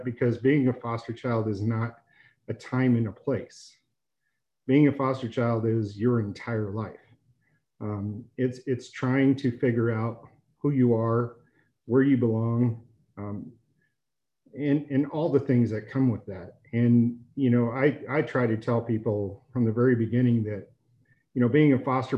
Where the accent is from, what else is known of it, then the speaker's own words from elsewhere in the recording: Denver, Colorado, United States; I was born in Denver General